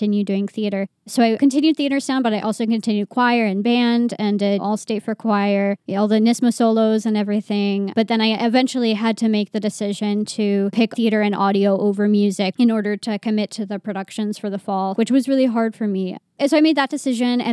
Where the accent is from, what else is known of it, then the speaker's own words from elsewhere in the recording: Poughkeepsie, New York, United States; I was born and raised in Poughkeepsie, New York